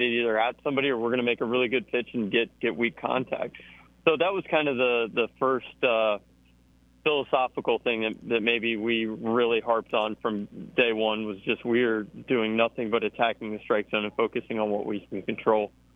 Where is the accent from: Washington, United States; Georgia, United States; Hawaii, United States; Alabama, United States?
Georgia, United States; now in Auburn, United States; I grew up in Georgia